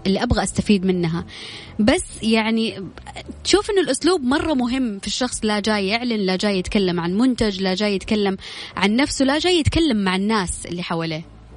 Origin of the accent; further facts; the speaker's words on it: Jeddah, Makkah Province, Saudi Arabia; أنا من جدة